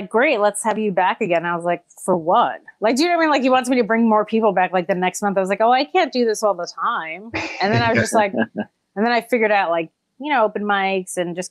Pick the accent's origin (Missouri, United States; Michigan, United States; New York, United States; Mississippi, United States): New York, United States; I'm from New York, so it's not like I had to move here and save a bunch of money. I've just been struggling in New York since I was born.